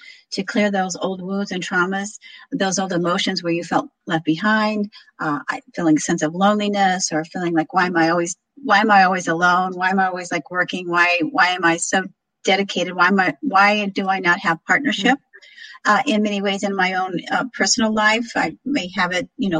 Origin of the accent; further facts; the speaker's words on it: Galesburg, Illinois, United States; also born or lived in Sarasota, Florida; my hometown of Galesburg, Illinois